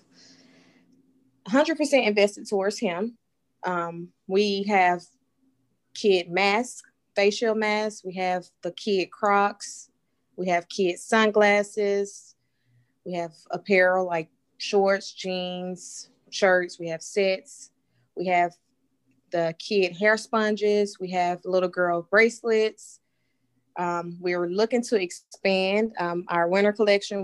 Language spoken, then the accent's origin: English; Pensacola, Florida, United States; moved away as an adult; now in Houston, United States; We are from Pensacola, Florida. That's where I was born and raised